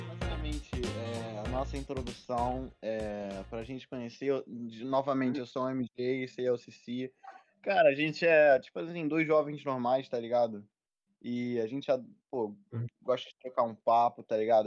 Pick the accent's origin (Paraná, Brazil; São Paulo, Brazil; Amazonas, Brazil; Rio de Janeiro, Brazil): Rio de Janeiro, Brazil; A gente vem da Zona Norte de Irajá.